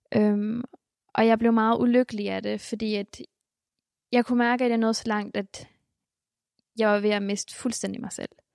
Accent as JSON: {"language": "Danish", "area": "Bornholm", "region": "Capital Region of Denmark", "country": "Denmark", "tie": "born or raised there", "also_born_or_lived": "Colima, Mexico", "said": "det var også et stort skift fra Mexico til Bornholm."}